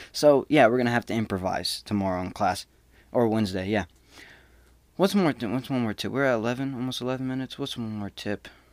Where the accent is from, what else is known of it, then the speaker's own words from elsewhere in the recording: Smyrna, United States; moved away as an adult; I came from Smyrna. The whole town is maybe seventy thousand. A high school, we were, like, four grand, not even two. My graduating class was four seventy-eight